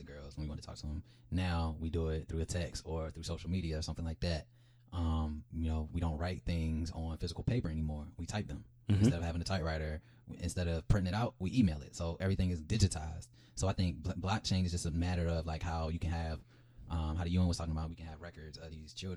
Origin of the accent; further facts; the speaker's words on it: Baltimore, Maryland, United States; I'm a product of Baltimore County Public Schools.